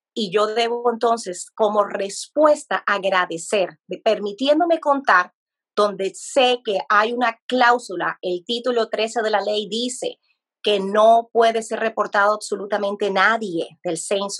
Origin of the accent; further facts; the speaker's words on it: Colombia; now in United States; yo soy de Colombia como país